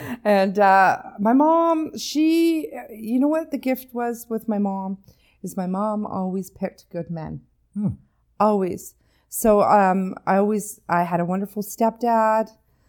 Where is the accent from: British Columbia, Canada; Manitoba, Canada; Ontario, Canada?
British Columbia, Canada; Comox; No, I was born in on Vancouver Island in the Comox Valley, born and raised there.